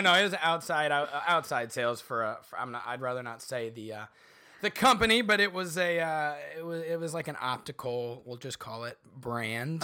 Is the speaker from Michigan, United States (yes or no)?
no; Bartonville, Illinois, United States; moved away; also born or lived in Chicago; grew up a few hours south, uh, of Chicago in a little town called Bartonville, Illinois